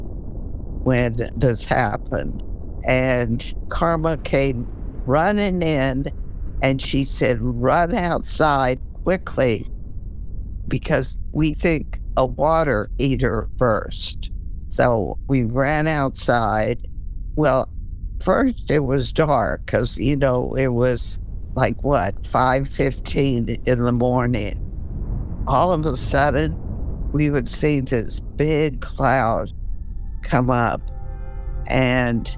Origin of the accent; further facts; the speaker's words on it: El Paso, Texas, United States; I grew up in El Paso, Texas